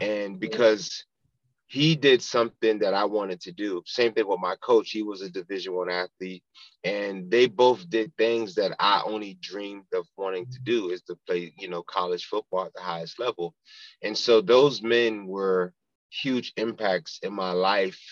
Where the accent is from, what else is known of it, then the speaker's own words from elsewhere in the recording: Pompano Beach, Florida, United States; I grew up in Pompano Beach, Florida, born and raised